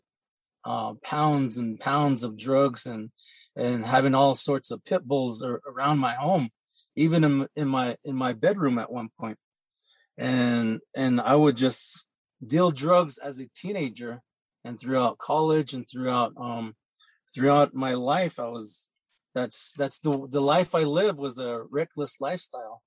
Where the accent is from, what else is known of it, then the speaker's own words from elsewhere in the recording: north of Chinle, Arizona, United States; I grew up on the Navajo Reservation, a little bit north of Chinle, Arizona